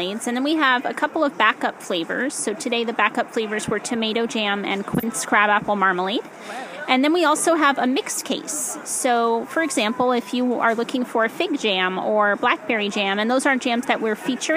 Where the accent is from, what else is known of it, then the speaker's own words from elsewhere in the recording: East Coast, United States; now in California, United States; I'm from the East Coast originally